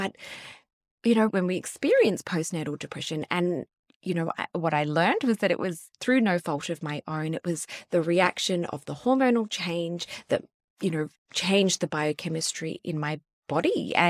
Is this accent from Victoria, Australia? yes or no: no; Sydney, New South Wales, Australia; So we are from Sydney, but we moved to the Gold Coast, to Cairns, to Perth, setting up our businesses.